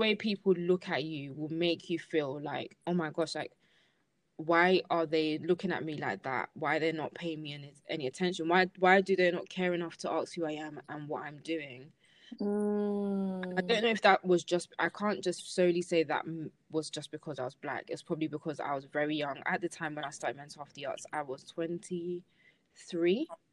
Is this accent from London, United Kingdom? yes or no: yes; London, United Kingdom; I'm from Lambeth